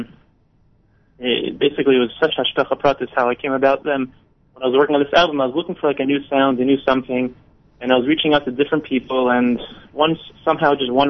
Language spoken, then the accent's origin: English; New York City, New York, United States; moved away as an adult; now in Israel; I'm originally from Staten Island, New York